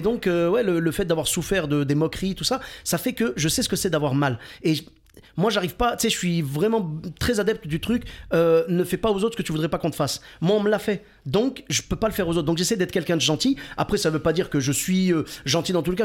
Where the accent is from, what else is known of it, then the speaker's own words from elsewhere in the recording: Clermont-Ferrand, Auvergne-Rhône-Alpes, France; moved away; also born or lived in Bordeaux; je viens de Clermont-Ferrand. Pour ceux qui connaissent pas, c'est le pays des pneus et du fromage